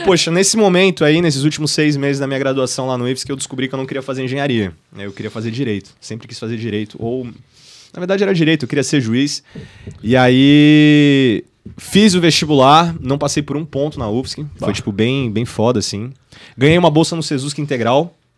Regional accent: Florianópolis, Santa Catarina, Brazil; Sou nascido e criado em Floripa

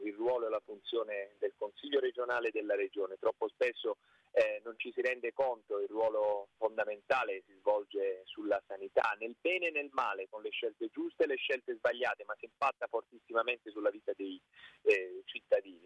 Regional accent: Basilicata, Italy; now in Tuscany, Italy; io sono della Basilicata di origine

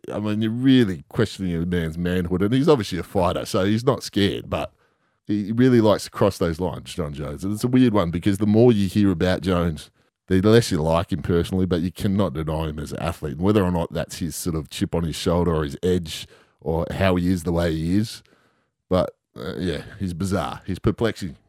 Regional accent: Western Australia, Australia; being West Australian

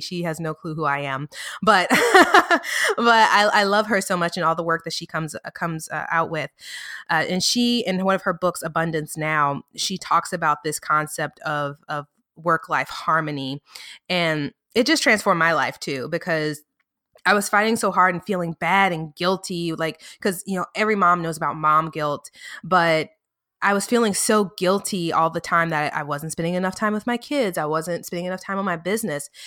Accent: New Orleans, Louisiana, United States; also born or lived in north of Dallas, Texas; now in Dallas area, United States; I'm from New Orleans, I live, you know, just north of Dallas

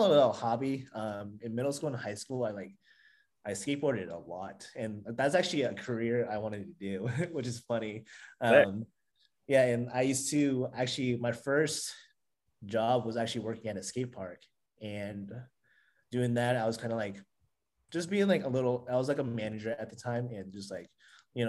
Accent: Texas, United States; moved away as an adult; also born or lived in Colorado / Maryland; now in Los Angeles, United States; I was born and raised in Texas

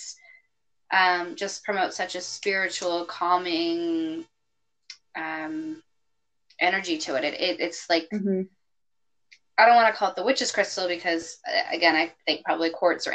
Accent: California, United States; I'm a Californian

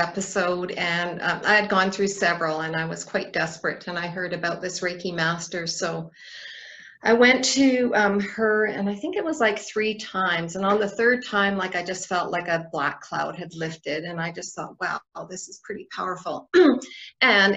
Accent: Northwest Territories, Canada; now in Red Deer, Canada; I'm from the Northwest Territories originally. So yeah, so I've been in Alberta 2005. I moved here.

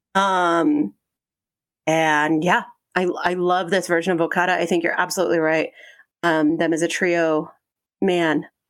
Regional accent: Aurora, Colorado, United States; No, Aurora, Colorado.

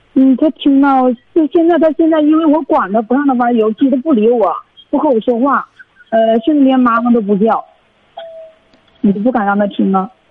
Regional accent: Heilongjiang, China; 我是黑龙江的听众

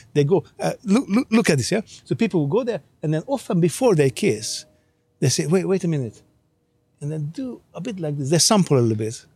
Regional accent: Hungary; English is a second language; moved away; I grew up in Hungary

